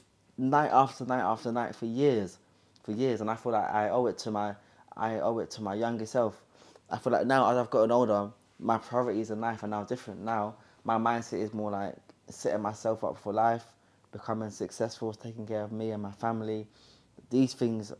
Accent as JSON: {"language": "English", "region": "London", "country": "United Kingdom", "tie": "born or raised there", "said": "I'm from Hackney, that grew up doing drugs and getting in gang violence"}